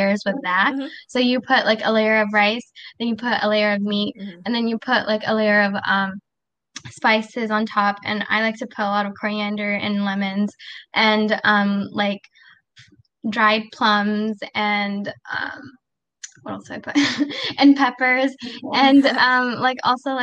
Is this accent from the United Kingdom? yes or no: no; Canada; also born or lived in Pakistan; I'm Pakistani Canadian, so I want to eventually practice in Pakistan.